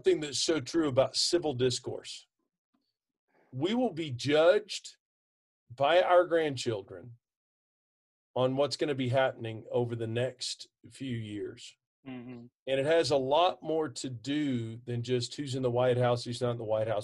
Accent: Texas, United States; I'm from Texas

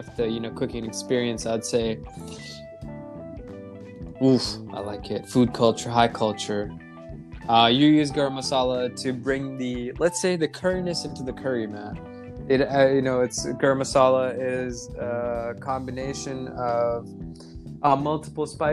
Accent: United States; as an Indian American, as a brown American in America

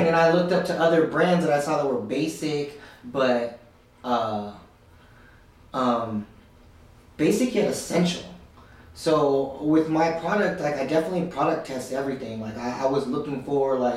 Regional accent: California, United States; born or raised there

